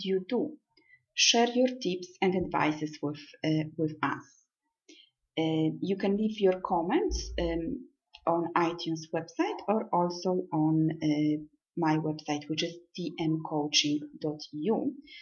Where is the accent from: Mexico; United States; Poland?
Poland; also born or lived in Milan, Italy / Manchester, United Kingdom; now in Rome, Italy; I am from Poland, but I lived and studied in Italy and Milan for many years, so I consider Italy my second home.